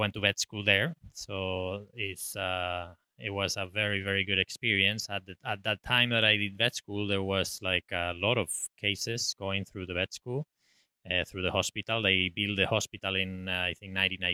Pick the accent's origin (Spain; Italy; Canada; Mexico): Spain; moved away as an adult; now in Ocala, United States; I grew up in the countryside in Spain, in the mountains